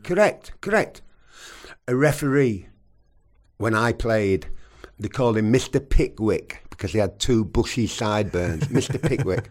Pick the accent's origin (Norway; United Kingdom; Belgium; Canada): United Kingdom; England; I'm English